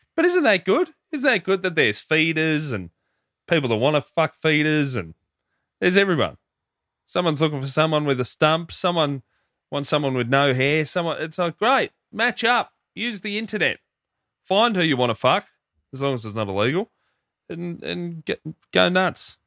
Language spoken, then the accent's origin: English; Hoppers Crossing, Victoria, Australia; growing up in Hoppers, a lot of Filipino mates.